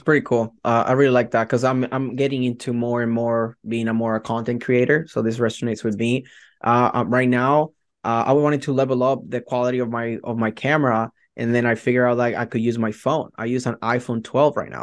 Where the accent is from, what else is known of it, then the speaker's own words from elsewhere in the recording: Puerto Rico; English is a second language; moved away as an adult; now in Hillsboro, United States; my heart will always be in Puerto Rico, right? I'm from Puerto Rico